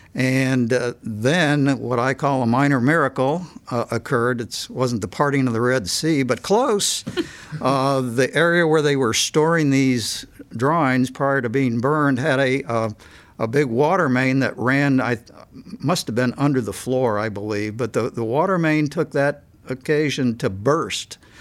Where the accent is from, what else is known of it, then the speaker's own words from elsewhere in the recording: Cleveland, Ohio, United States; I grew up in Cleveland and we lived close to Cleveland Hopkins Airport.